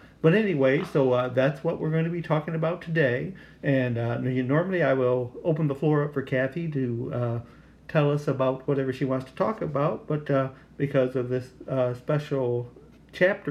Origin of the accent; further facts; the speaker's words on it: Arkansas, United States; I was from Arkansas, so that was just about almost like another country